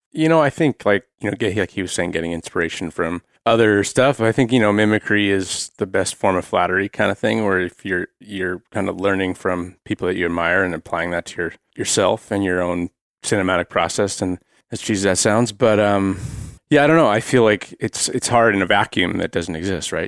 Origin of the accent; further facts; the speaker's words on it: Carpinteria, California, United States; now in Bend, United States; originally from Carpinteria, California, but I live in Bend, Oregon now.